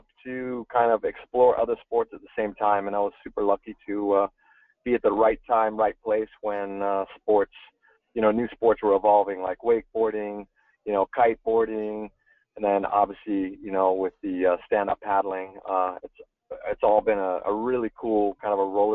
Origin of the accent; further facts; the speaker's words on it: Northern California, United States; first language German; English is a second language; also born or lived in Munich, Germany / Berkeley, California; born and raised in Northern California, and then moved to Munich, Germany to spend some of my early years there, going to school. German was my first language